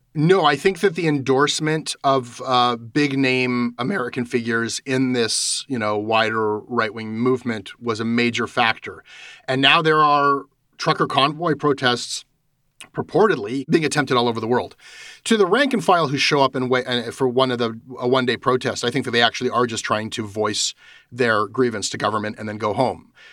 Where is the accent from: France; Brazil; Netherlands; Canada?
Canada; as a Canadian talking to Canadians